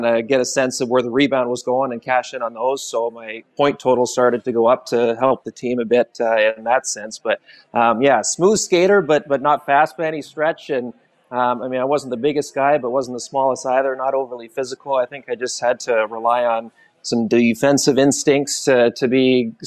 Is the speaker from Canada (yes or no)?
yes; Campbell River, British Columbia, Canada; part of the tradition for hockey season growing up in my hometown was going to watch the Storm